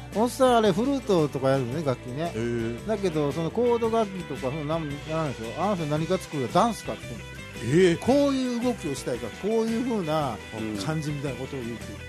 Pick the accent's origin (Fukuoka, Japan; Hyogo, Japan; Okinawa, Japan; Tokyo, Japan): Hyogo, Japan; Amagasaki; 僕は兵庫県尼崎市出身なんですけど、